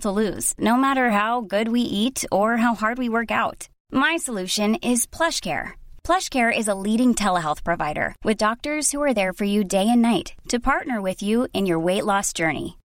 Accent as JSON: {"language": "English", "town": "Haddonfield", "region": "New Jersey", "country": "United States", "tie": "born or raised there", "moved": "yes", "said": "my hometown, Haddonfield"}